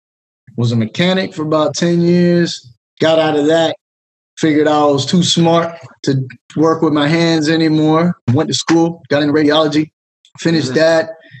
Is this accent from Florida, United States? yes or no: yes; Miami, Florida, United States; moved away as an adult; So yeah, I grew up in Miami